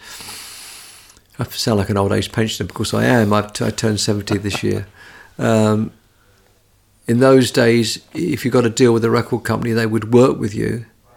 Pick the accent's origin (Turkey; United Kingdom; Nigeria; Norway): United Kingdom; London; I was a Londoner. I was from the South.